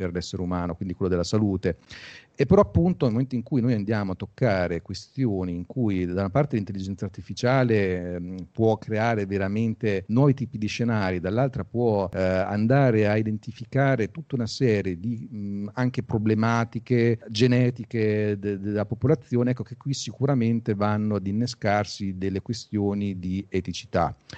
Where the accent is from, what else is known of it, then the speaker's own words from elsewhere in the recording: Pesaro, Marche, Italy; io sono di Pesaro, qua c'era un distretto mobiliare